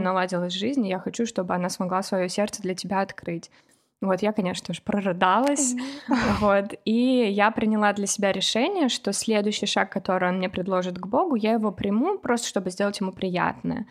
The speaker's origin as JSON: {"language": "Russian", "town": "Kovrov", "region": "Vladimir Oblast", "country": "Russia", "moved": "as an adult", "lives_now": "United States"}